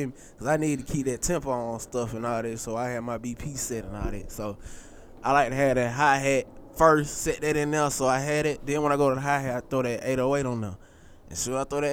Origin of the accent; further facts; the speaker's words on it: Atlanta, Georgia, United States; I'm a true ATLian. You know what I'm saying? I was born on Northside Hospital